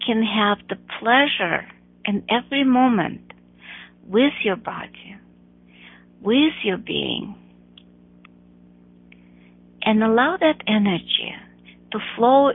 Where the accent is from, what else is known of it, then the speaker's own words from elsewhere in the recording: Russia; moved away; I grew up in Russia, and I'm talking about communist Russia. I left in the 80s